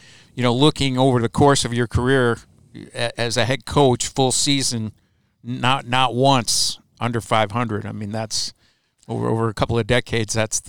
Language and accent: English; Lansing, Michigan, United States; I was born in Lansing and caught the bug there as a little shaver.